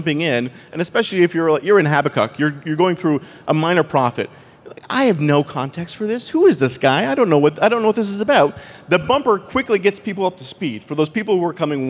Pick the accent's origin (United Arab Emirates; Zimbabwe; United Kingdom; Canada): Canada; accent: Canadian; my Canadian accent.